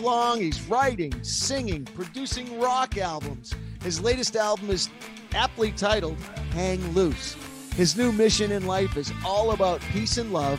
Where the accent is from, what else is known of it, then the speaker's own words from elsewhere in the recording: Boston, Massachusetts, United States; moved away; also born or lived in California; I'm from Boston